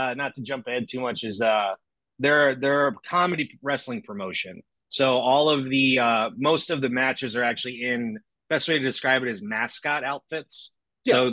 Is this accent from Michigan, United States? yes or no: no; East Haven, Connecticut, United States; moved away; also born or lived in California; I grew up in East Haven, Connecticut